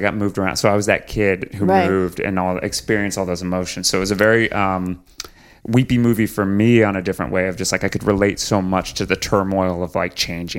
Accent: United States; I'm from Texas New Mexico

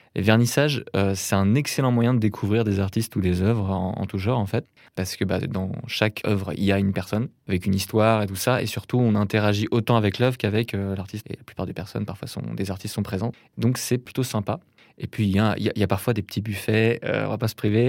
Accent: a small town in Brittany north of Rennes, France; je viens d'une petite ville de Bretagne, au nord de Rennes, qui s'appelle Béton

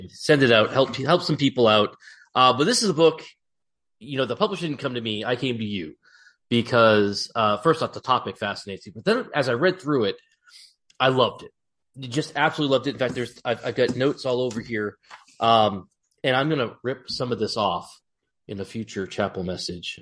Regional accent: Massachusetts, United States; moved away; I grew up in Massachusetts

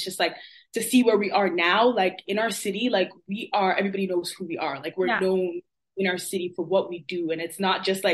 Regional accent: Toronto, Ontario, Canada; also born or lived in Montreal; I was born in Montreal and then we came down to Toronto. So I've been living in, I was raised in Toronto, but I was born in Montreal.

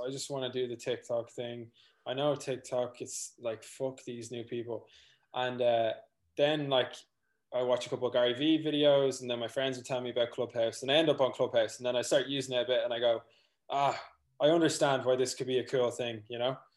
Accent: North County Dublin, Leinster, Ireland; I'm from North County, Dublin, raised on a farm.

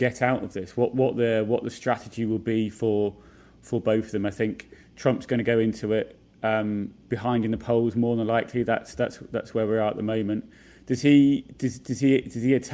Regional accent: United Kingdom; moved away as an adult; now in United States

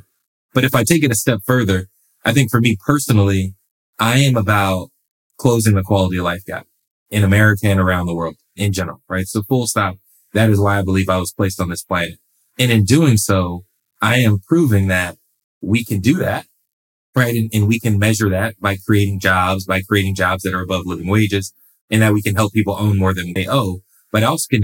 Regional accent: Los Angeles, California, United States; I'm born and raised in Los Angeles, California

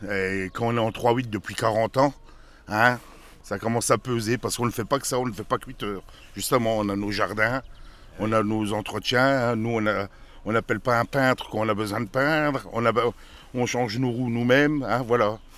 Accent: Paris, Île-de-France, France; Moi, je suis de Paris.

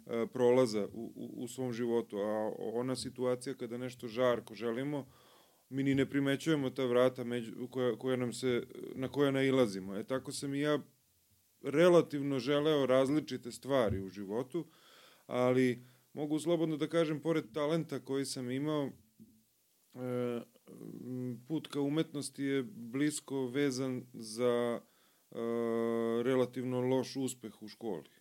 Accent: Obrenovac, Belgrade, Serbia; Ja sam jedan od redkih koji, se, koji je rođen u Obrenovcu.

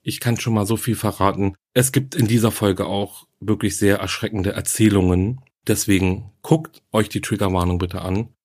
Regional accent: Germany; Hier bei uns in Deutschland

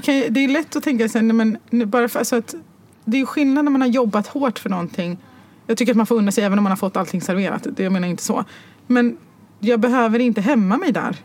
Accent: Stockholm, Stockholm County, Sweden; also born or lived in Morocco; jag var född och uppvuxen på Götgatan

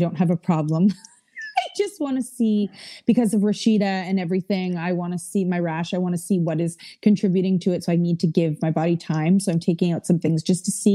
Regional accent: Canada; we're Canadian

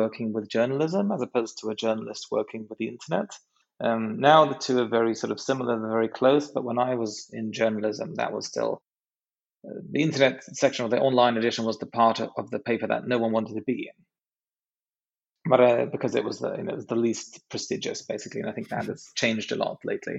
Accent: Sweden; also born or lived in San Francisco, United States; I'm half British, a quarter Norwegian, and a quarter Swedish, and spent most of my life in Sweden running things here

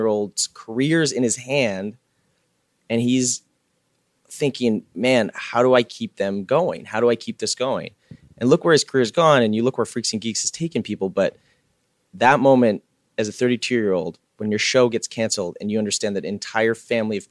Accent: Canada; I'm a kid from Canada

